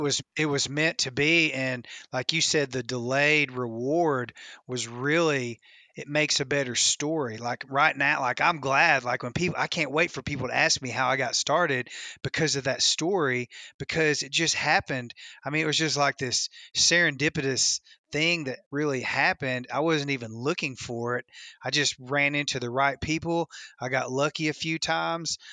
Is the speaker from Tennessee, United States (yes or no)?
yes; West Tennessee, United States; I grew up in West Tennessee on Kentucky Lake